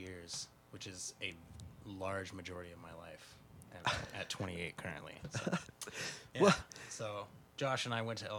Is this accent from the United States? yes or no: yes; Loveland, Fort Collins area, northern Colorado, United States; I hail from northern Colorado, which is not as cool as Denver as far as the nightlife.